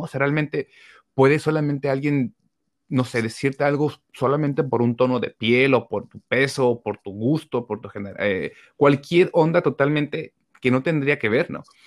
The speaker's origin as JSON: {"language": "Spanish", "country": "Mexico", "said": "uno como mexicano"}